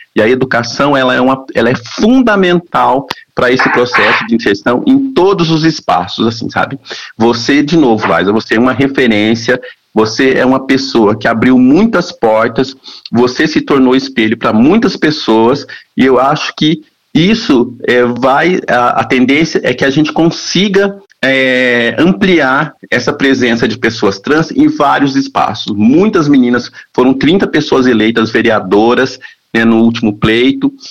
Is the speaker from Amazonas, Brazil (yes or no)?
no; interior of Paraná, Brazil; A gente vem do interior do Paraná, né? a gente vem de famílias pobres